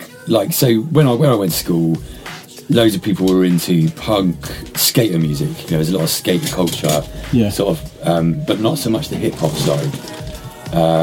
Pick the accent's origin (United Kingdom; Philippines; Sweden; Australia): United Kingdom; Bristol, South West England; I grew up in Bristol, yeah, in South Bristol